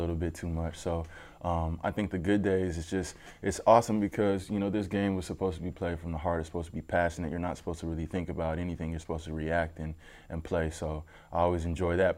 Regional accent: Denver, Colorado, United States; moved away; I'm from Denver

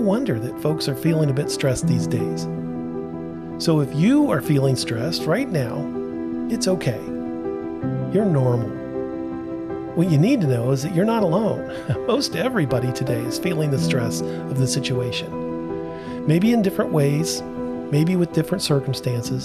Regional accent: Portsmouth, Ohio, United States; I grew up in Portsmouth, Ohio, which is not far from you

